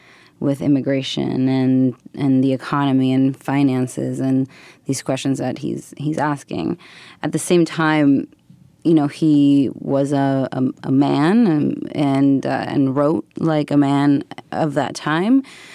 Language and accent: English; Buenos Aires, Argentina; also born or lived in United States; I'm from Argentina and I grew up in Buenos Aires and also in the U.S. and I moved, a lot when I was growing up.